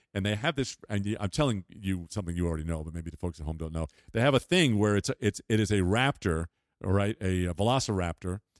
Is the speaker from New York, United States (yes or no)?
yes; Long Island, New York, United States; in the nineteen fifties when I was growing up on Long Island